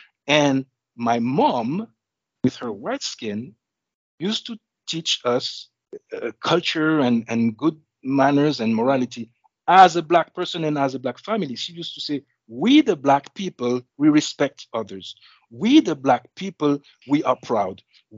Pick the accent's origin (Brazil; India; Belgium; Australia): Belgium; moved away; also born or lived in Senegal / Haiti; I was born in Belgium of, brown skin, kind of dark brown skin.